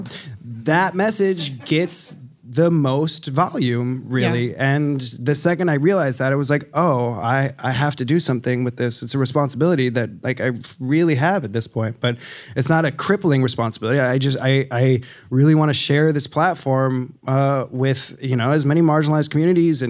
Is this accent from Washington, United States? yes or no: no; Chicago, Illinois, United States; my mom owned a bar in the city growing up